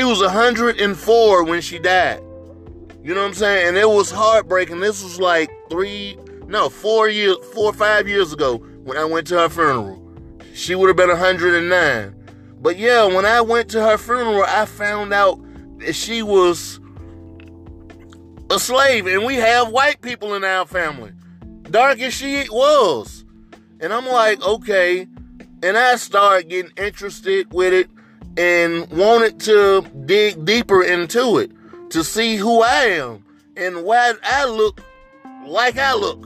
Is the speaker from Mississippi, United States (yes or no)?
yes; Mississippi, United States; our biggest city in Mississippi